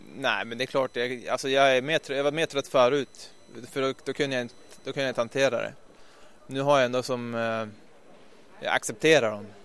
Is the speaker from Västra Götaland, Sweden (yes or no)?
no; Ljusvattnet, Västerbotten County, Sweden; moved away as an adult; also born or lived in Skellefteå / Stockholm; jag kom ju som sagt från Norrland, en liten ort där uppe i Ljusvattnet som... Jag gick i och för sig skola i Skellefteå